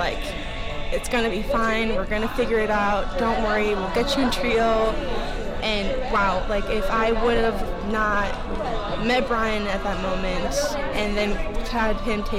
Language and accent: English; Minnesota, United States; moved away as an adult; also born or lived in California; now in Colorado, United States; I was born in California, raised in Minnesota. Both my parents are from Mexico City.